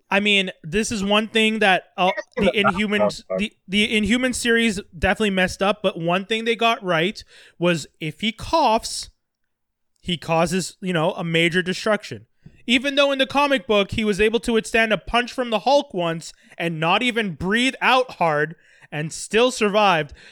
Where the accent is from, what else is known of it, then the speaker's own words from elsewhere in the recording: India; I don't identify. I'm Indian.